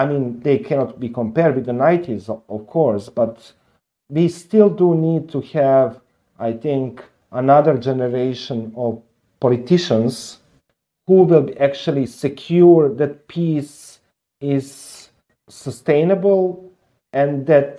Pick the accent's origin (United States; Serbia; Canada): Serbia; I'm from Serbia